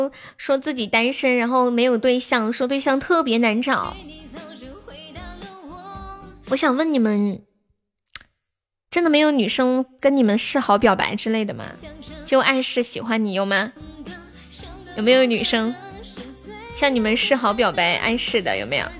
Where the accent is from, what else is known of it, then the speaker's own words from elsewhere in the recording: northern China, China; 俺是中国人，就说这个俺字就知道肯定是北方的。